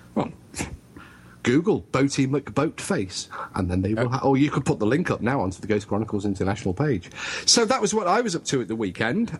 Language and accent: English; United Kingdom